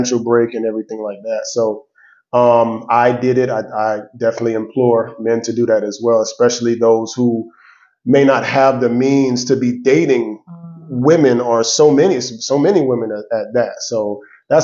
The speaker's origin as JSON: {"language": "English", "town": "Miami", "region": "Florida", "country": "United States", "moved": "yes", "lives_now": "Atlanta, United States", "said": "I'm from Miami, Florida, originally. I'm here in Atlanta"}